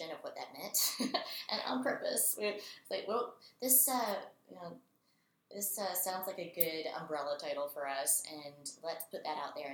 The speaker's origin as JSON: {"language": "English", "town": "Raleigh", "region": "North Carolina", "country": "United States", "said": "I'm from Raleigh, North Carolina"}